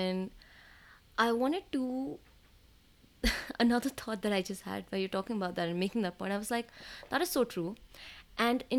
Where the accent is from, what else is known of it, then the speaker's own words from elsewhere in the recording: India; accent: Indian; moved away; I can do my normal Indian accent